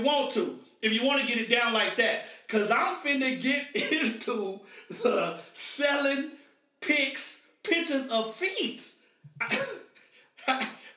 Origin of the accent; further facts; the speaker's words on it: Oklahoma, United States; I'm from Oklahoma.